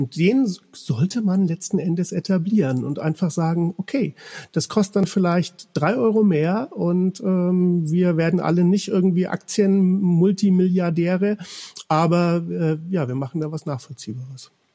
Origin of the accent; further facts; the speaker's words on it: Bavaria, Germany; moved away as an adult; also born or lived in Cologne; ich bin in Bayern aufgewachsen